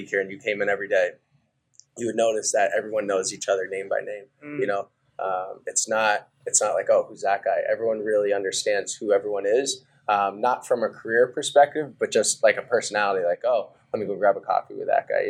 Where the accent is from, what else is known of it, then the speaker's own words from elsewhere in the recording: New Hampshire, United States; also born or lived in Idaho; So I ended up growing up in New Hampshire from age of five